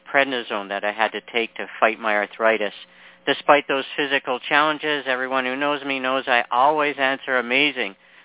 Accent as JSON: {"language": "English", "country": "Canada", "also_born_or_lived": "Toronto", "said": "a fellow Canadian. I'm in Toronto"}